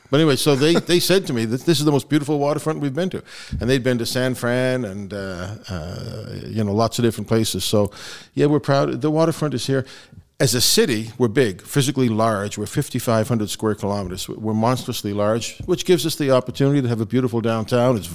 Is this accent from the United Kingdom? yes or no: yes; Belfast, Northern Ireland, United Kingdom; born there; Uh, so now, as I told you, I was born in Belfast